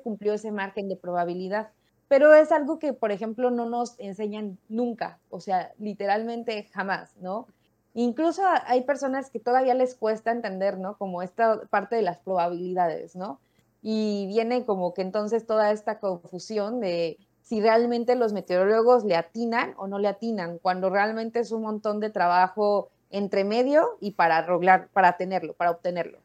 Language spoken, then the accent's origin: Spanish; Mexico City, Mexico; yo crecí en México, en la Ciudad de México en específico